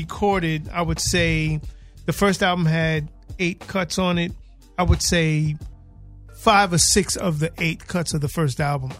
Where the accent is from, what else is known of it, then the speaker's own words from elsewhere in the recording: New York City, New York, United States; No, I'm from Queens.